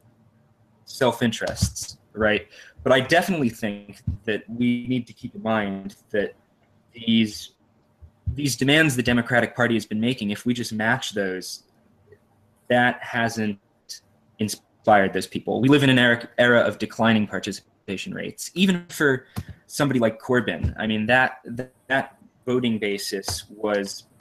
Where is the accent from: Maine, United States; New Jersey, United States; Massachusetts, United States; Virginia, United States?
New Jersey, United States; I'm from New Jersey